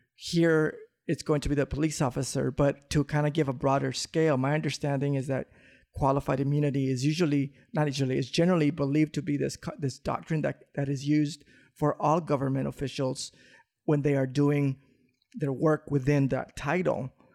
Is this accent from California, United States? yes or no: yes; Los Angeles, California, United States; growing up in South Central